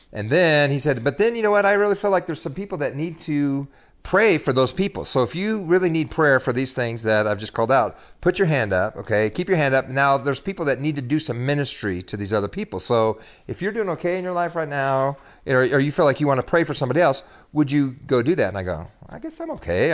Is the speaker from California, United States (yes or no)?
yes; Bakersfield, California, United States; moved away as an adult; also born or lived in Sacramento / Dallas, Texas; now in Texas, United States; I was born in the Central Valley, California, and grew up there